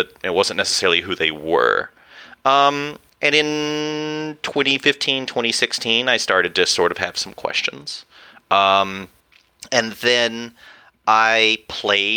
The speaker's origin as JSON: {"language": "English", "region": "West Texas", "country": "United States", "tie": "born or raised there", "said": "growing up in Texas"}